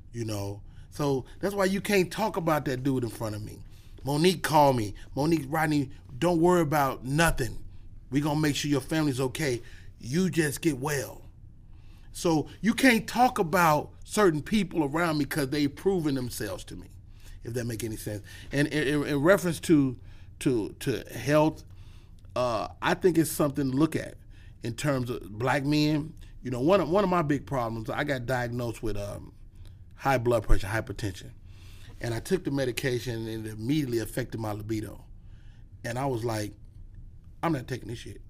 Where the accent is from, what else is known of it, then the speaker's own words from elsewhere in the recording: Chicago, Illinois, United States; I'm from Chicago